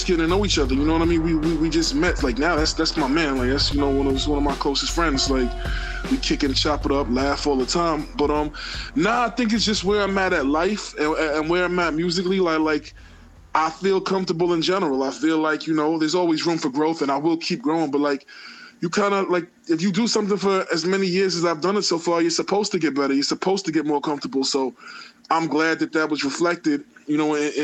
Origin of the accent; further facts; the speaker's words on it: New York City, New York, United States; growing up in Queens, you know, I grew up around all kind of different ethnicities